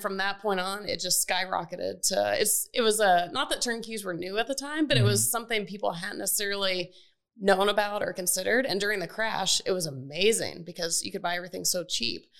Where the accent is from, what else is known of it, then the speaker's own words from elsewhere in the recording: Atlanta, Georgia, United States; I grew up in Atlanta, where we are